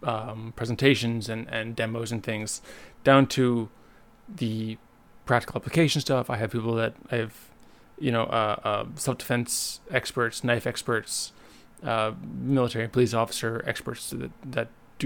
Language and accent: English; Winnipeg, Manitoba, Canada; moved away as an adult; now in Montreal, Canada; Winnipeg because it's my hometown